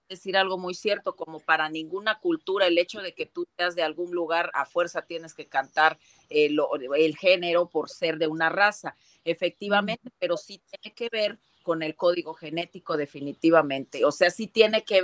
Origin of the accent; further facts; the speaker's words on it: Acapulco, Guerrero, Mexico; Acapulco Guerrero, sin embargo, mucha gente, bueno, ahora ya digo con orgullo que estamos reconocidos la raza afroamericana en México